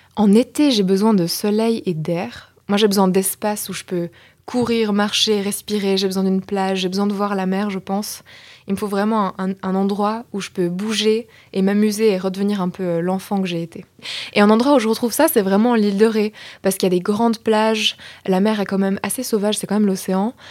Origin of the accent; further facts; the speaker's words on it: Belgium; moved away; je viens de Belgique